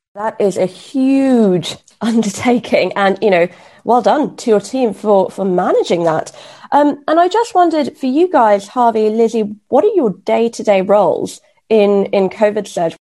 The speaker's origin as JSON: {"language": "English", "country": "Kenya", "tie": "born or raised there", "moved": "yes", "said": "So, actually, I grew up in Kenya."}